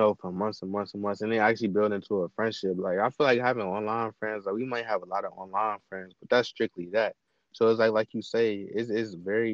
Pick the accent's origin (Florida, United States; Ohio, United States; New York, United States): Ohio, United States; Cleveland; I'm from Cleveland